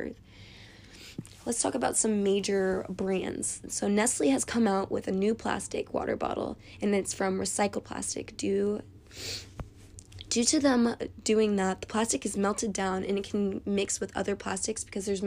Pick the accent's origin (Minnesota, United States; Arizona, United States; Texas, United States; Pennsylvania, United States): Arizona, United States; I'm from Arizona, and Arizona is in a desert